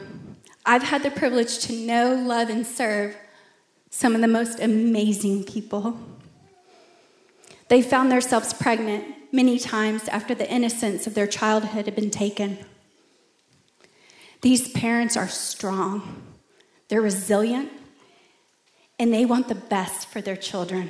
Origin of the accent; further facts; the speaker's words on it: Plano, Texas, United States; I grew up in Plano in a Christian home